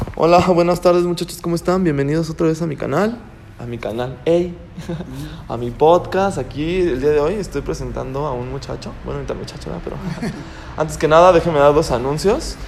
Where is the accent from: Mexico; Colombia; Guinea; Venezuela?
Mexico; León, Guanajuato; also born or lived in Celaya; yo nací en León